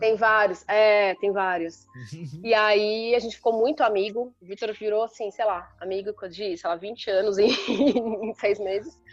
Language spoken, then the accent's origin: Portuguese; Sorocaba, São Paulo, Brazil; moved away; eu sou de Sorocaba, assim, interior